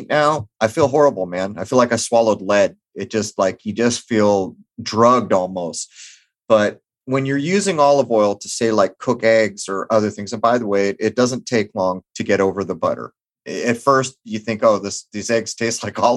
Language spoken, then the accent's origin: English; San Diego, California, United States; where I grew up in East County, San Diego